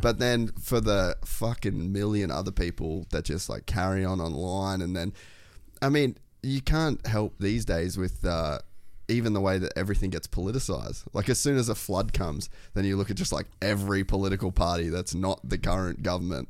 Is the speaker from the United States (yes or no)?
no; Cairns, Queensland, Australia; I grew up in Cairns